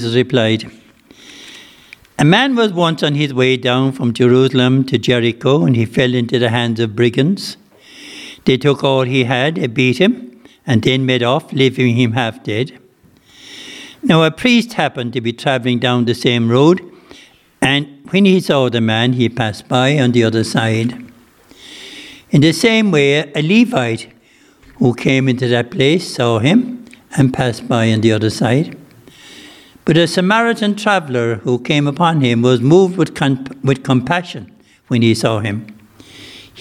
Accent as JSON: {"language": "English", "area": "West Limerick", "region": "Munster", "country": "Ireland", "said": "I'm from West Limerick"}